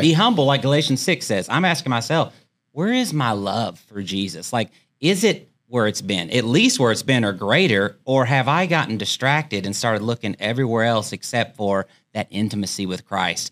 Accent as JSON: {"language": "English", "country": "United States", "said": "I'm American"}